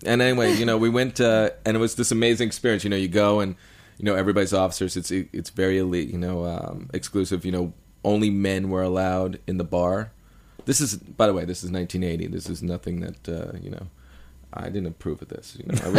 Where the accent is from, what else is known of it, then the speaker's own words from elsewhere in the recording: New York City, New York, United States; I grew up in New York City